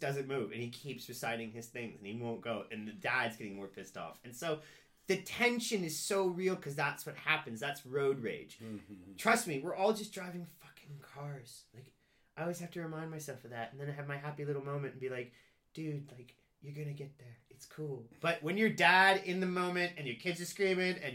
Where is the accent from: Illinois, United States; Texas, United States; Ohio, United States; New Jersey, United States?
Ohio, United States; Cincinnati; I only have my perspective from growing up in Cincinnati